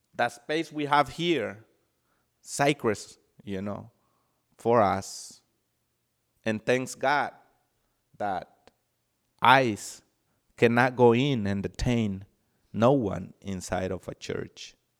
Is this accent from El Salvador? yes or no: yes; El Salvador; now in United States; I'm from El Salvador, and I did not have the opportunity to, um, grow with my parents.